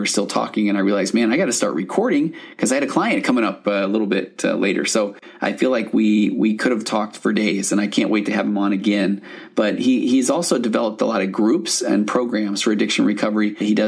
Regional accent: Highland, Utah, United States; Highland? So I grew up there.

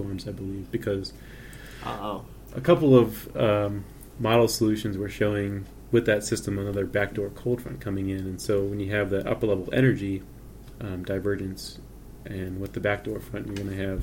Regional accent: St. Louis, Missouri, United States; moved away as an adult; now in Boulder, United States; my hometown in St. Louis

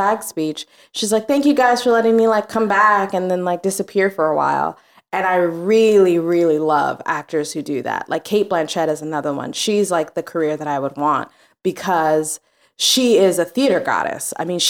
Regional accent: Louisiana, United States; now in New York, United States; He's from Georgia. I'm from Louisiana.

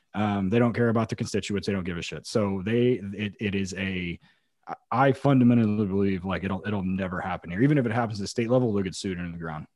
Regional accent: United States; as an American

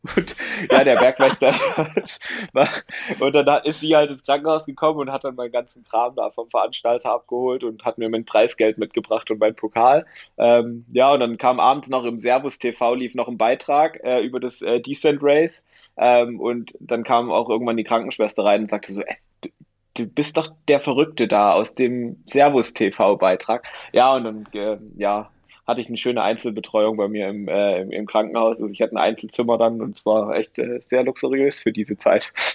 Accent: Dresden, Saxony, Germany; moved away as an adult; now in Garmisch-Partenkirchen, Germany; bin ich umgezogen von Good Old East Germany, ähm, von meiner Heimatstadt Dresden, ähm, nach Garmisch-Partenkirchen

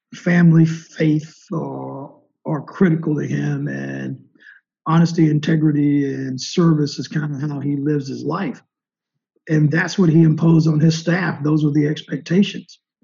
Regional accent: the South, United States; my family and other black people growing up in the South

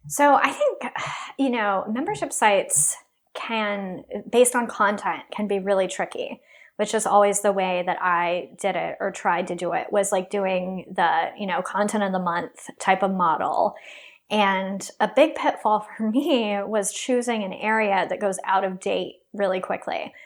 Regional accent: Texas, United States; moved away; also born or lived in Chicago / Los Angeles; I'm originally from Texas

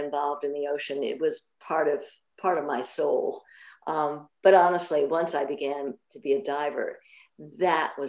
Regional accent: Montclair, New Jersey, United States; also born or lived in Princeton, New Jersey; Jersey girl, born and bred. I was born in Montclair, New Jersey

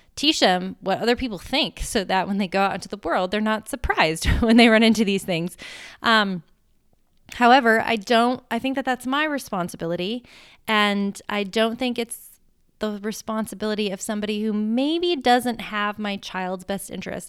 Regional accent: United States; I'm American

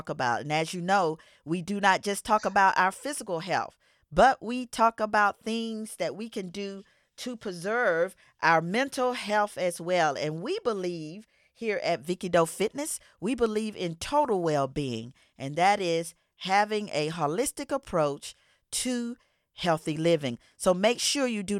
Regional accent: Georgia, United States; I'm a Georgia peach. You know, I was born and raised in Georgia

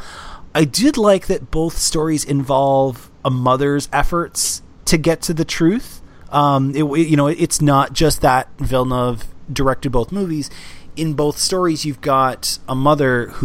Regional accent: Canada

